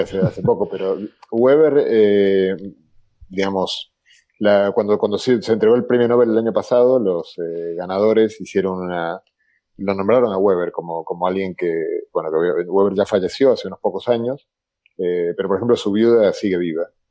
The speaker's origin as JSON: {"language": "Spanish", "country": "Argentina", "accent": "Argentine", "said": "yo soy argentino con mi acento de lata"}